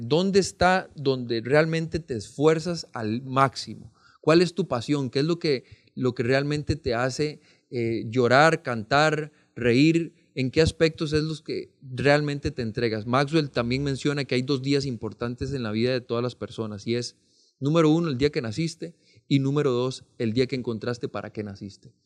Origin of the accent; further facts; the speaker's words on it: Pérez Zeledón, San José, Costa Rica; Yo soy oriundo de Pérez Celedón